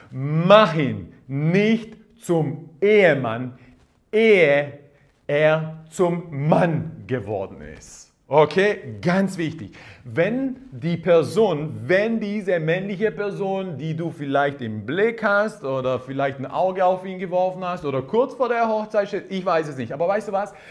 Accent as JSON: {"language": "German", "country": "Croatia", "said": "Ja, ich bin Kroate, ich bin ein bisschen anders aufgewachsen."}